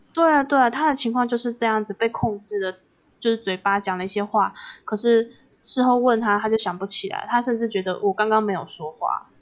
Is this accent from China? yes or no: no; Taiwan; 因为我们台湾其实很多闽南的人